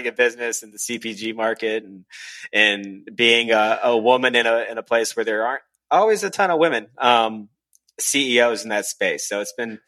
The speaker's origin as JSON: {"language": "English", "town": "Jacksonville", "region": "Florida", "country": "United States", "also_born_or_lived": "Atlanta", "said": "I'm from Jacksonville."}